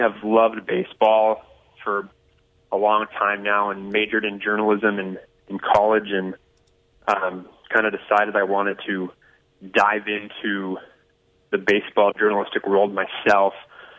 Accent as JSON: {"language": "English", "town": "Sacramento", "region": "California", "country": "United States", "tie": "born or raised there", "also_born_or_lived": "Los Angeles, California", "said": "I was born and raised in Sacramento, California, okay. And went to school in Los Angeles at Biola University."}